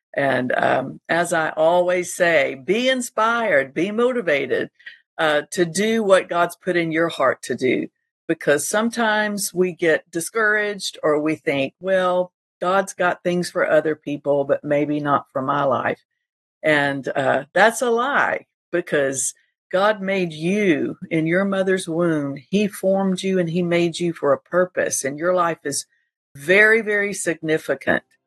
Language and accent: English; Panama City Beach, Florida, United States; Panama City Beach, Florida, and of course that's my hometown